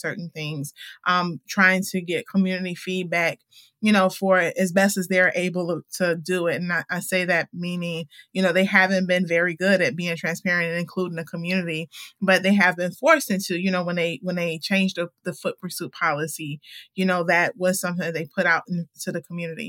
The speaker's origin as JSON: {"language": "English", "town": "Chicago", "region": "Illinois", "country": "United States", "tie": "born or raised there", "said": "Born and raised, west side and south side"}